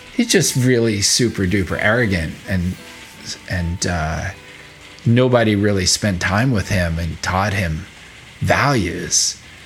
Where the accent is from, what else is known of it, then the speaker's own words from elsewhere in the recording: New York City, New York, United States; now in Vermont, United States; I'm from New York City